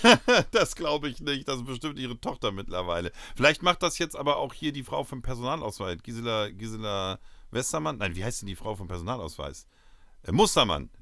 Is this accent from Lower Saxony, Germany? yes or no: yes; Uelzen, Lower Saxony, Germany; in Uelzen, äh, für mich meine Heimatstadt